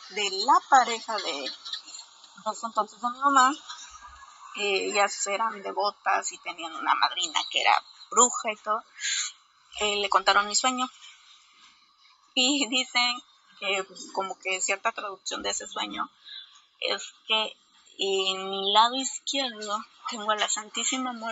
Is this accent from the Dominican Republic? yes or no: no; Veracruz, Mexico; soy de Veracruz y las noches son súper calurosas.